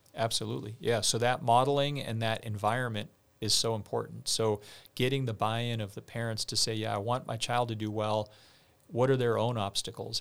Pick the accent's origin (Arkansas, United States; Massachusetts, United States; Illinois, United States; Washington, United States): Massachusetts, United States; outside of Boston; I grew up outside of Boston